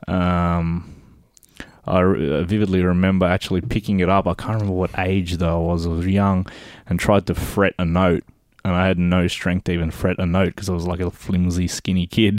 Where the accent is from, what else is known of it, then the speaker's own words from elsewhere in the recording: Melbourne, Victoria, Australia; I grew up fr-, in the western suburbs of Melbourne